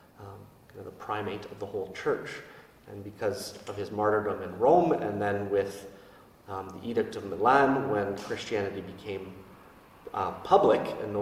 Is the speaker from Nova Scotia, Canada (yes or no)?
no; St. Albert, Alberta, Canada; now in Fort Saskatchewan, Canada; I'm originally from St. Albert, and I've been a priest for 6 years for the Archdiocese of Edmonton.